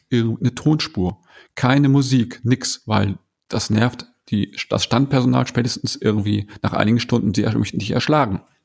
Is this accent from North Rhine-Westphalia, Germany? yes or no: yes; around Bielefeld, North Rhine-Westphalia, Germany; now in Ruhr area, Germany; ich wohne hier jetzt im Ruhrgebiet, komme ursprünglich aus Ostwestfalen, falls das einer kennt. Ich komme aus der Region grob um Bielefeld